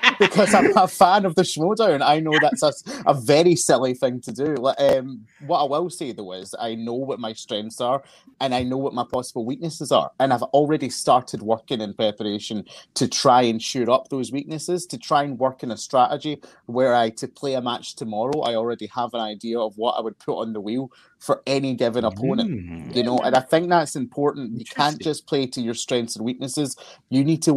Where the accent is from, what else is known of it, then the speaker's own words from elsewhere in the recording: Glasgow, Scotland, United Kingdom; I am from Glasgow in Scotland.